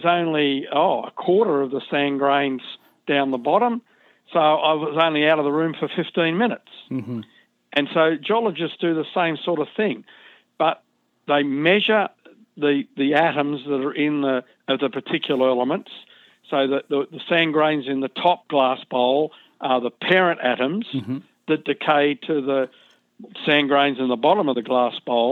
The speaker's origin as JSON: {"language": "English", "town": "Sydney", "region": "New South Wales", "country": "Australia", "tie": "born or raised there", "said": "I was born and raised in Sydney, Australia"}